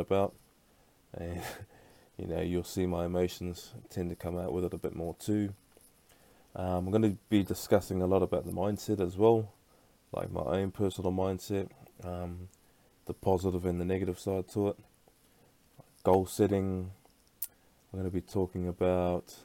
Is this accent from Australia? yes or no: yes; Brisbane, Queensland, Australia; now in Perth, Australia; I was actually born back over in Brisbane